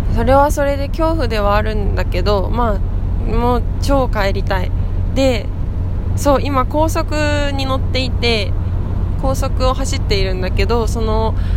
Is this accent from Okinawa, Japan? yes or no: no; Sendai, Miyagi, Japan; moved away as an adult; now in Tōno, Japan; 私の実家の仙台